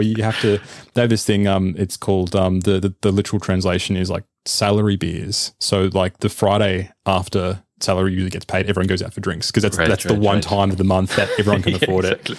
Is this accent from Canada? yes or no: no; Australia; As an Aussie, of course, yeah.